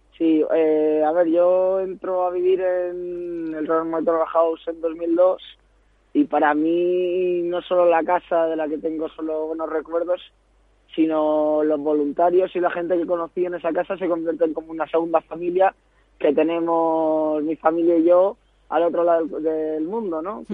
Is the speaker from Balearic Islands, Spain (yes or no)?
yes; Ibiza, Balearic Islands, Spain; moved away as an adult; also born or lived in Rochester, Minnesota, United States; now in Madrid, Spain; yo soy un joven ibicenco que ahora vive en Madrid